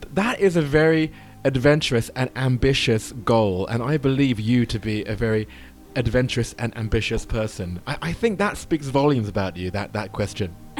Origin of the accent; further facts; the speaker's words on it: United Kingdom; I'm a Brit